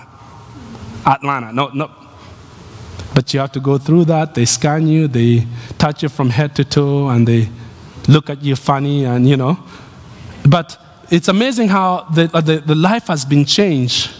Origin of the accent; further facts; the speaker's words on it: Nairobi, Kenya; moved away as an adult; the city I was born